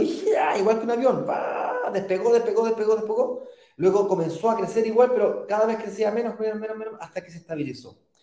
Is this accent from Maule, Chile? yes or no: no; Santiago, Santiago Metropolitan Region, Chile; Yo soy primera generación de, em, de primos que nació en Santiago y me crié en Santiago